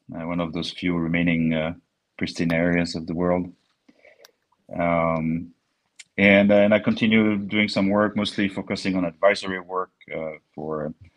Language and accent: English; near Bordeaux, Nouvelle-Aquitaine, France; English is a second language; moved away; as you may hear from my accent, uh, I was born near Bordeaux, where we have the best wine in the world